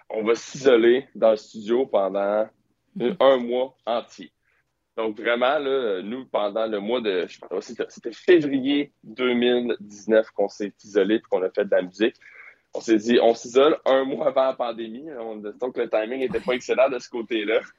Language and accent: French; Quebec, Canada; On est québécois. Mm-hmm. pour, notre langue est extrêmement importante pour nous.